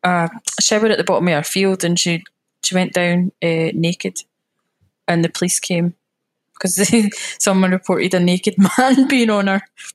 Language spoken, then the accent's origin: English; Scotland, United Kingdom; accent: more Glaswegian; also born or lived in West Calder / Edinburgh; I'm a Scottish lassie that loves the beach